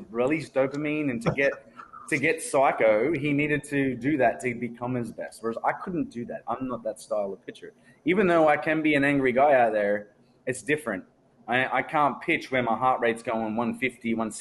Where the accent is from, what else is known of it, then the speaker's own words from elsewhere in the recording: Australia; as an Australian